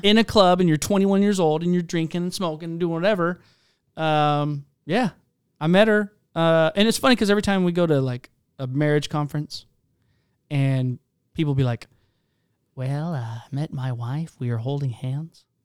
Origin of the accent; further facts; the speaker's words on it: Charleston, South Carolina, United States; moved away; also born or lived in Spokane, Washington; I'm from Charleston, South Carolina